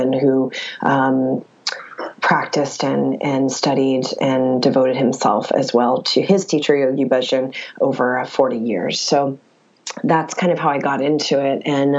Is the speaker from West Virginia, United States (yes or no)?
yes; West Virginia, United States; now in Los Angeles, United States; I'm a girl from West Virginia